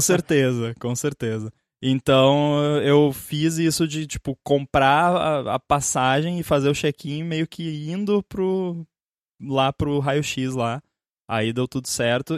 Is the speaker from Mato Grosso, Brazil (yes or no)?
no; a city about 20 km from São Leopoldo, Rio Grande do Sul, Brazil; que é em São Leopoldo, que é tipo uns 20 quilômetros da minha cidade, mas é na direção de Porto Alegre